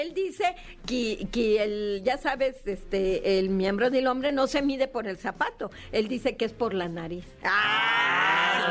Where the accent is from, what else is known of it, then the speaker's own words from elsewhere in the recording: Veracruz, Mexico; yo soy de Veracruz, entonces para mí el ratón Crispín era lo máximo